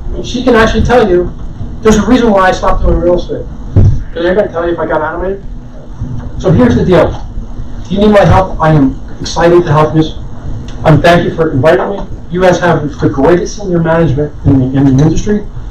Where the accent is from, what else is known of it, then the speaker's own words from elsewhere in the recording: Madison, New Jersey, United States; I grew up in Madison, New Jersey